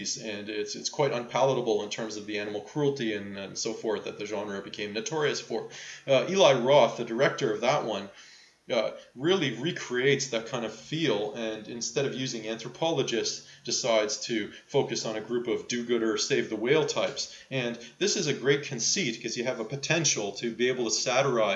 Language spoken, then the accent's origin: English; Toronto, Ontario, Canada; my hometown of Toronto